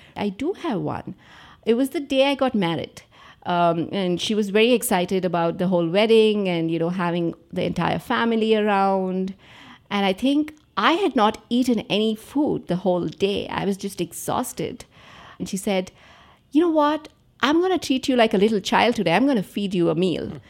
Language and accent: English; Andhra Pradesh, India; I grew up in Andhra Pradesh